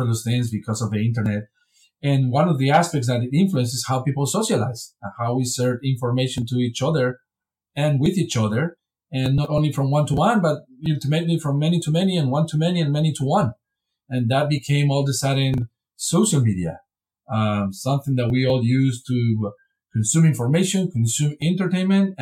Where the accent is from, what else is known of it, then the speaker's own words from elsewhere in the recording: Spain; moved away as an adult; also born or lived in Wisconsin, United States / Texas, United States; now in Vienna, Austria; I'm originally from Spain, and I pursue a PhD in Spain in political science